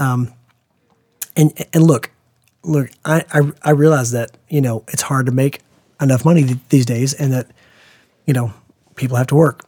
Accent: United States; as an American parent

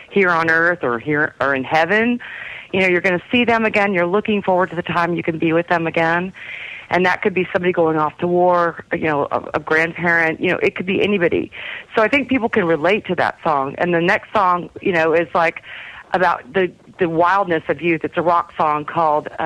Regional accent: Texas, United States; I'm from Texas.

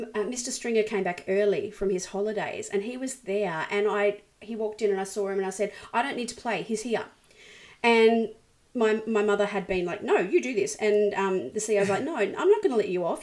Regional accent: Brisbane, Queensland, Australia; born or raised there

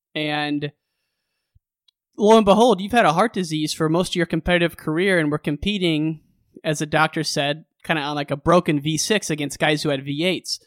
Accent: Illinois, United States; I grew up in Illinois

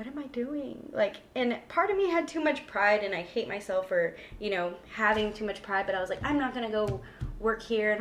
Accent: San Antonio, Texas, United States; moved away as an adult; also born or lived in Corpus Christi, Texas; I'm from San Antonio, but I grew up going to Corpus

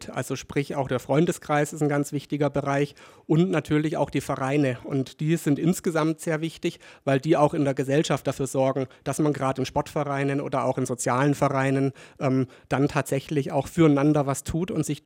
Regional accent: Kaufbeuren, Bavaria, Germany; also born or lived in Ingolstadt; Ich selber bin ja gebürtig aus Ingolstadt und mit neun Jahren, knapp neun Jahren nach Kaufbeuren gekommen. Deswegen ist es bei mir mit dem Dialekt, sagen wir mal, so eine undefinierbare Mischung

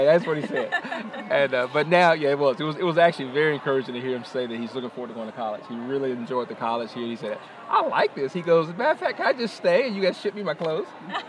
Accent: Greenville, South Carolina, United States; we're from Greenville, South Carolina.

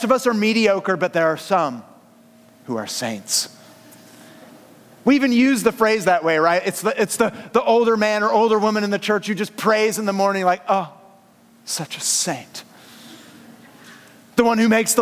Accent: San Francisco Bay Area, California, United States; born or raised there; moved away as an adult; now in Southern California, United States

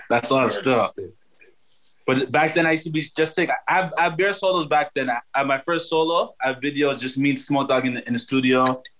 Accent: Toronto, Ontario, Canada

